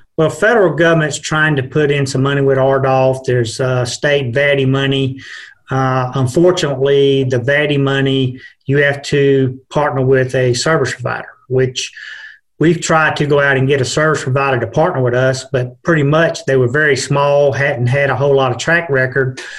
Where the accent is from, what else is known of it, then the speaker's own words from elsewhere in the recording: Georgia, United States; moved away as an adult; now in Virginia, United States; I'm from Georgia, uh, moved up here a little over a year